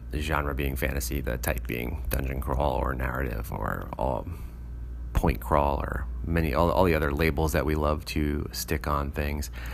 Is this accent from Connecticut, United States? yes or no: no; New York City, New York, United States; I grew up in New York City